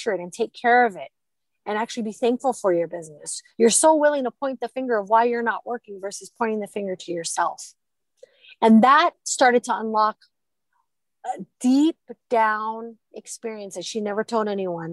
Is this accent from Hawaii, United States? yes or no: yes; Hawaii, United States; growing up in Hawaii